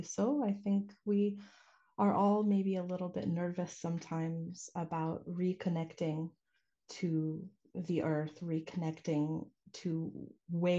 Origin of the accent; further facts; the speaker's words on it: United States; I was born stateside